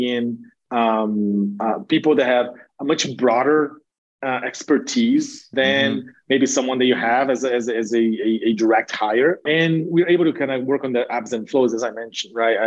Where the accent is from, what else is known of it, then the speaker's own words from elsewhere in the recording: Brazil; moved away as an adult; now in United States; having been born and raised in Brazil, but having spent most of my adult career, my adult life in the US